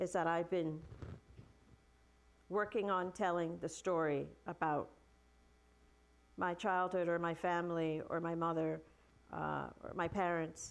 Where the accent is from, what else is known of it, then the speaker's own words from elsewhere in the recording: New York City, New York, United States; my childhood, growing up in Brooklyn during the 70s